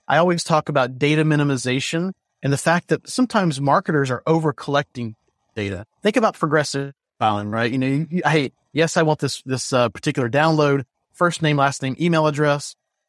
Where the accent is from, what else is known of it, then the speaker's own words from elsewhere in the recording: the South, United States; accent: Southern; That or my Southern accent, right?